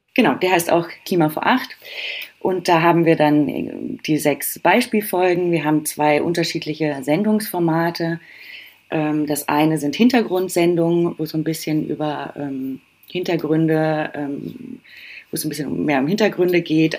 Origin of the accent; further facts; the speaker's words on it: Germany; Bei uns in Deutschland